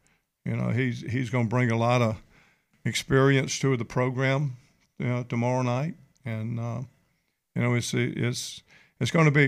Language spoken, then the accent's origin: English; Mobile, Alabama, United States; especially being a Mobile boy, grew up here in Mobile, grew up in Alabama Village, believe it or not.